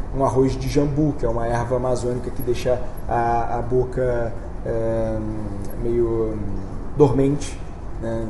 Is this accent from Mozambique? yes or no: no; Rio de Janeiro, Brazil; Eu sou do Rio